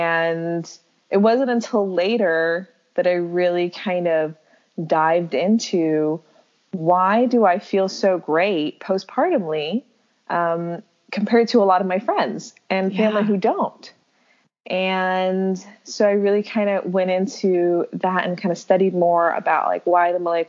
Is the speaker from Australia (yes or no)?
no; Saudi Arabia; also born or lived in Singapore; Yeah, so I grew up overseas. My father was in the oil, or is in the oil industry. He's still working, same company. But we lived in Saudi Arabia. I was born there.